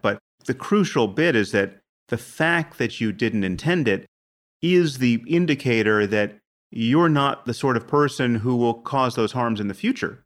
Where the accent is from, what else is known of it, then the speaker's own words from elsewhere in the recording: United States; I'm from America